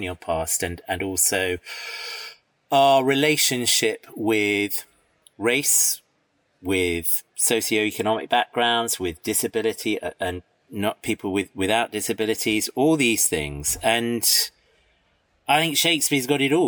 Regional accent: United Kingdom; also born or lived in Iran; But I've lived here all my life

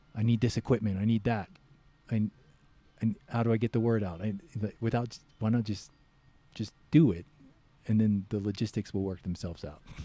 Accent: United States; I'm American

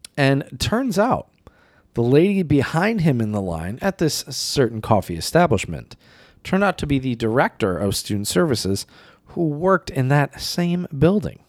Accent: United States; also born or lived in China; me being an American

